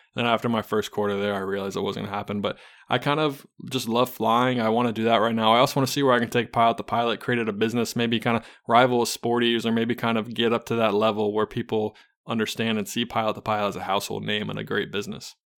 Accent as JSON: {"language": "English", "town": "Charlotte", "region": "North Carolina", "country": "United States", "said": "I am from Charlotte, North Carolina"}